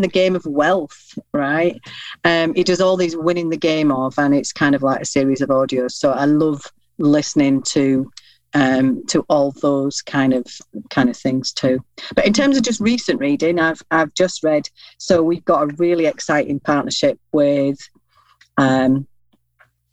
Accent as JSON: {"language": "English", "region": "Yorkshire and the Humber", "country": "United Kingdom", "said": "I'm a Yorkshire lass"}